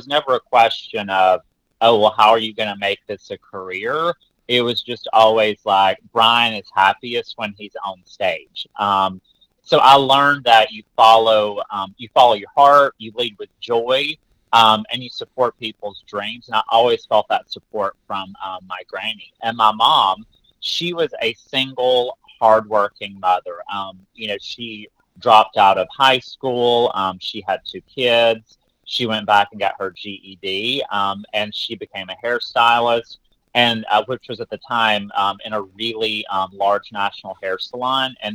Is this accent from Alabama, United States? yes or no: yes; Alabama, United States; So you know, I grew up um, my granny played the piano in church, and I always say that my first tour was the revival circuit in Alabama.